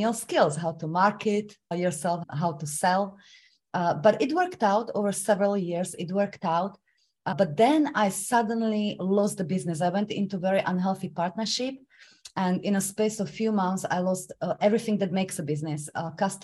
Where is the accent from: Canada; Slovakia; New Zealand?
Slovakia; English is a second language; moved away as an adult; now in London, United Kingdom; I was supposed to start university in my home country, Slovakia